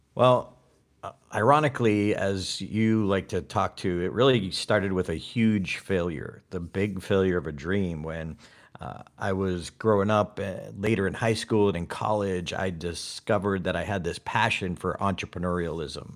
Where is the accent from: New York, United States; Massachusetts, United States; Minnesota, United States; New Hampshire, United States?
Massachusetts, United States; Auburn; born or raised there